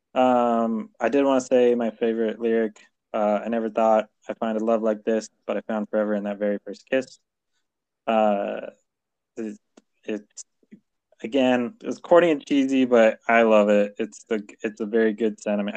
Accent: California, United States; moved away as an adult; also born or lived in Utah; I I'm from California

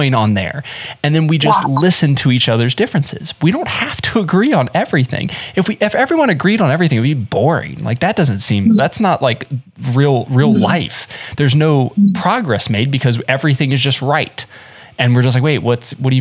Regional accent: Central North Carolina, United States; also born or lived in South Florida; now in Midwest, United States; I lived in South Florida, I was born in South Florida, moved to North Carolina, and we moved there

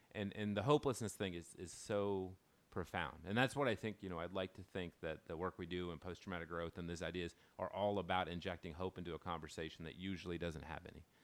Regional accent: Dallas, Texas, United States; I grew up in North Dallas.

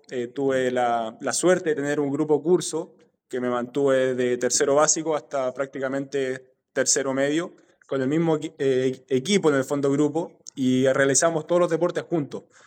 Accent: San Felipe, Valparaíso, Chile; also born or lived in Quellón, Chiloé / Melipilla / Santiago; nos fuimos después a San Felipe, eh, donde me crié prácticamente, hice toda mi etapa escolar

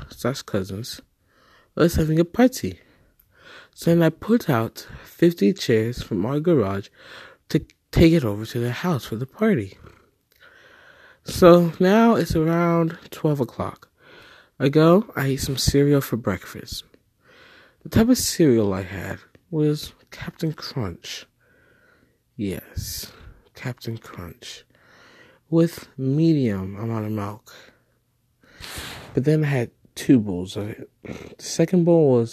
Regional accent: Nigeria; now in United States; I am a Nigerian prince, but I'm staying here in the US.

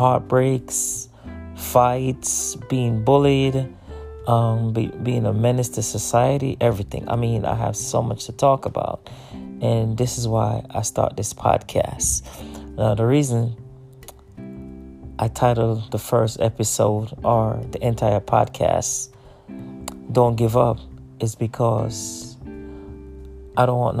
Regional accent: New York, United States; also born or lived in Jamaica; I was born in Jamaica, and I'm now living in New York.

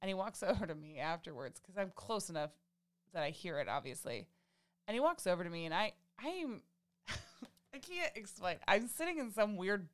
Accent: Midwest, United States; we're from the Midwest

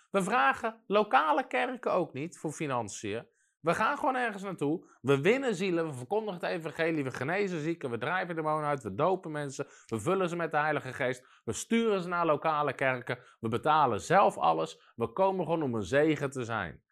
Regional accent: Netherlands; in ons land

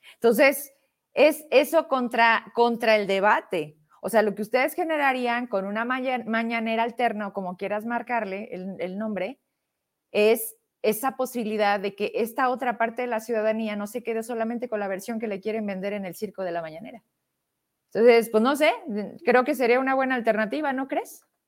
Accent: Zacatecas, Mexico; soy una zacatecana

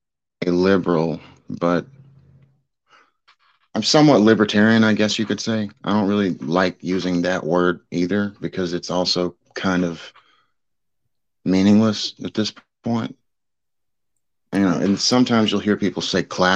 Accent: South Mississippi, United States; I'm from South Mississippi, so, you know, it's deep red here.

